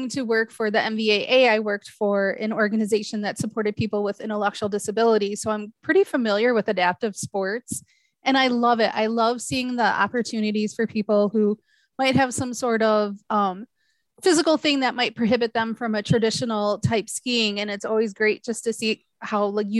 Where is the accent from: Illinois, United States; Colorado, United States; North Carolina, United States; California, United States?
Illinois, United States; now in Michigan, United States; I'm originally from Illinois